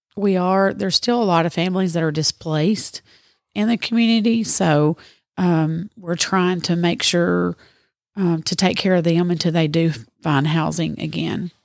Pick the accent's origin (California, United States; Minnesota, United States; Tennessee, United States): Tennessee, United States; near Murfreesboro, Middle; moved away as an adult; now in Dresden, United States; originally from Middle Tennessee, close to Murfreesboro, and I've lived in Dresden for eight years now.